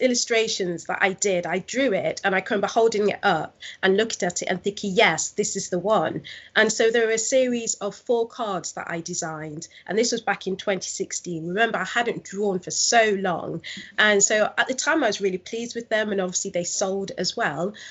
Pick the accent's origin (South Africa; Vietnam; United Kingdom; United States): United Kingdom; Nottingham, East Midlands; also born or lived in London; I'm originally from Nottingham. I was living in London for six years, and that's where I launched my business